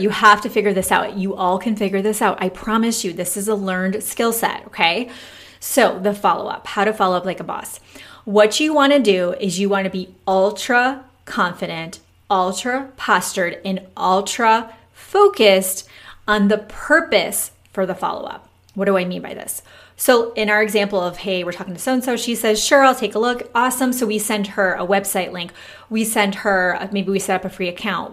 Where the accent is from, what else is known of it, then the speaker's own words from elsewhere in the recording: Michigan, United States; now in Texas, United States; we've been here nine years. We're from Michigan